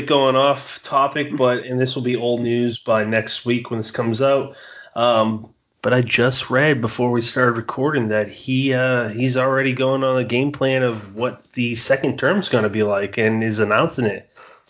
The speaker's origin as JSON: {"language": "English", "region": "Massachusetts", "country": "United States", "tie": "born or raised there", "said": "different areas where I grew up in Massachusetts, there's this one big city named Brockton."}